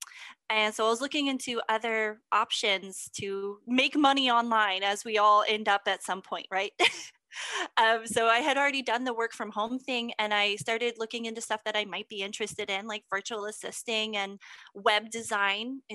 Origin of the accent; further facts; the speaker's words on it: Texas, United States; I'm from Texas.